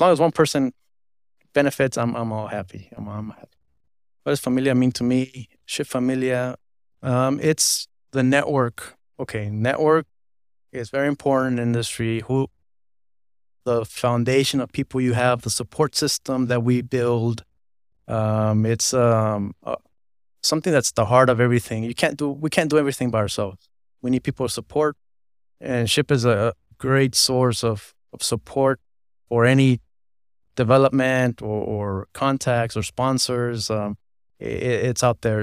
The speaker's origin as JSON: {"language": "English", "town": "Los Angeles", "region": "California", "country": "United States", "tie": "born or raised there", "said": "I was born in Los Angeles, California"}